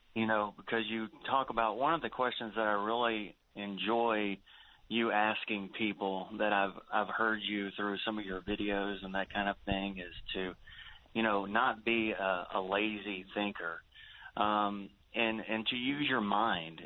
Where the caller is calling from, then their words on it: Houston, Texas, United States; I'm calling from Houston